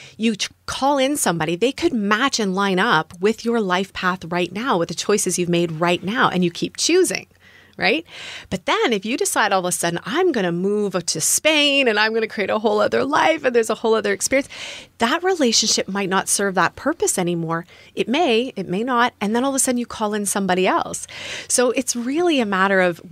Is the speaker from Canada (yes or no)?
yes; Canada; moved away as an adult; also born or lived in United States; I'm from Canada, temporarily living in the US.